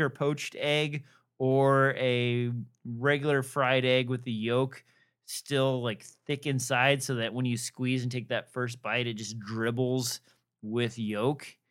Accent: Nebraska, United States; moved away; I am from Nebraska

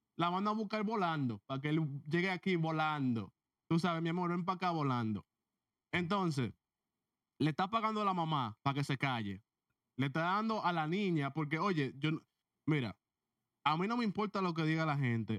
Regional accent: Dominican Republic; yo soy dominicano

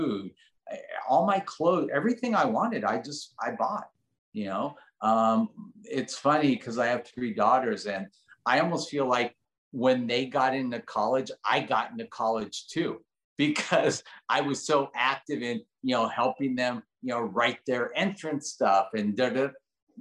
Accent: Los Angeles, California, United States; also born or lived in Switzerland; I grew up in Granada Hills.

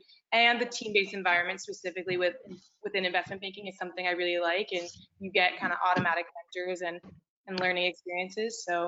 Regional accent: Tucson, Arizona, United States; moved away as an adult; now in Durham, United States; I'm originally from Tucson, Arizona, but I'm now in Durham, North Carolina, and a senior at Duke.

